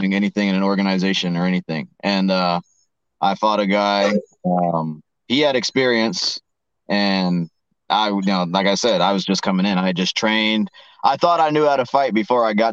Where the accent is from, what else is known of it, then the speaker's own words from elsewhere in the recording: Arkansas, United States; I grew up in Arkansas